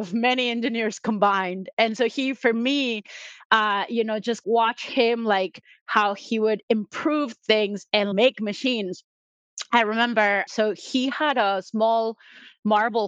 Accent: Mexico; first language Spanish; English is a second language; moved away as an adult; also born or lived in United States; now in New York, United States; So I'm originally from Mexico. So I started for mechatronics engineering in Mexico, and then I moved to the US.

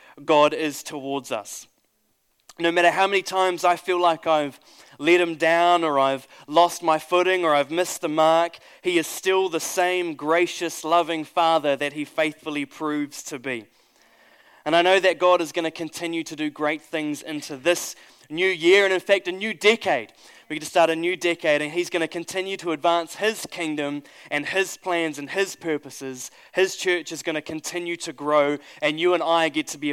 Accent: New Zealand; I'm a Kiwi

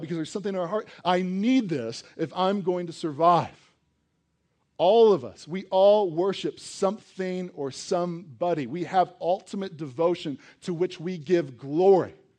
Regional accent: East Coast, United States; now in Colorado, United States; I grew up on the East Coast

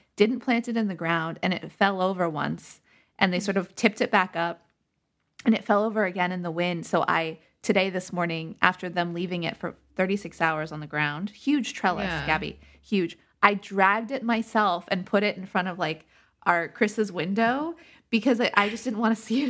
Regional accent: Scotland, United Kingdom; I say as a Scot, famously.

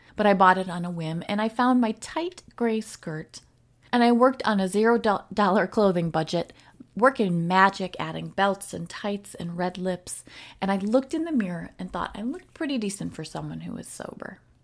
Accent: the North, United States; moved away; also born or lived in Wisconsin; I am from the U S and I am from the North

